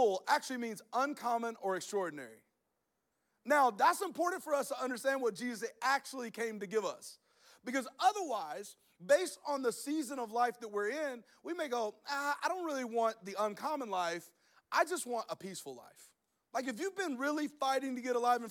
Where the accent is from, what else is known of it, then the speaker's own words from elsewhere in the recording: Alabama, United States; I'm from Alabama